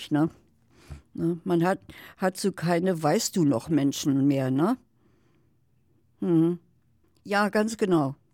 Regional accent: West Germany, Germany; now in Berlin, Germany; Ich wohne direkt in Berlin, ja. Nein, ich bin eine Wessi-Frau. West.

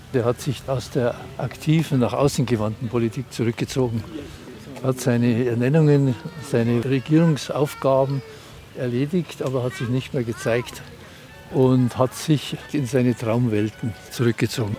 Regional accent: Germany; Für uns als Deutsche

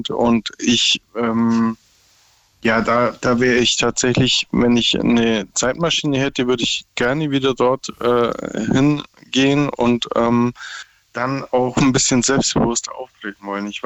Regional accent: Berlin, Germany; now in Lower Saxony, Germany; ich komme aus Ursprünglich Berlin. aus Bayern, bin gerade im Besuch in Bayern und äh, lebe aber in Niedersachsen.

